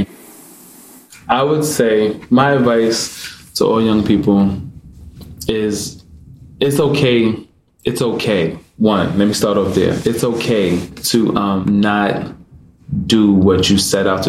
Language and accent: English; New York City, New York, United States; moved away as an adult; I grew up in Brooklyn, specifically in the Brownsville section of Brooklyn